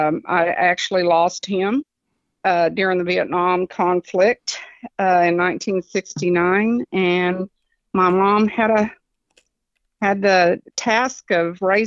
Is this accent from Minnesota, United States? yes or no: no; Nolanville, Texas, United States; also born or lived in Arkansas / Albuquerque, New Mexico / Fort Leonard Wood, Missouri; I was born in Arkansas. My sister and I, Vanessa, we're Army brats, so we were raised in various different places, Albuquerque, New Mexico, Fort Leonard Wood, Missouri, mainly in Nolanville, Texas.